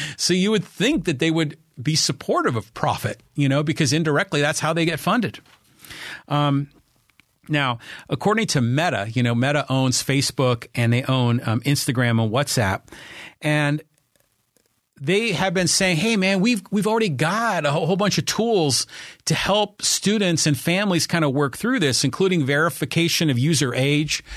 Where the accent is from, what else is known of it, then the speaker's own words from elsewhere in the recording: Poway, California, United States; my hometown of Poway